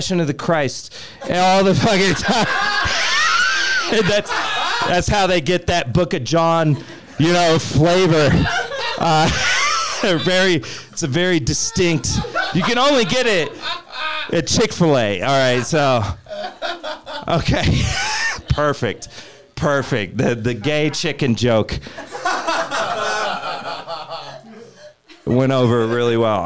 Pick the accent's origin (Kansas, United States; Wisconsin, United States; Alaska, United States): Kansas, United States; now in Denver, United States; I'm from Kansas